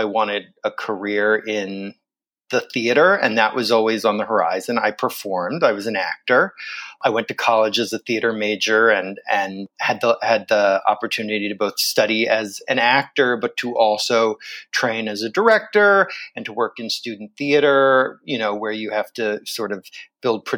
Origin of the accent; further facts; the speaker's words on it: Vero Beach, Florida, United States; also born or lived in Pennsylvania; I moved to Florida from Pennsylvania when I was 5 years old. And my town, Vero Beach, Florida, had this wonderful children's theater program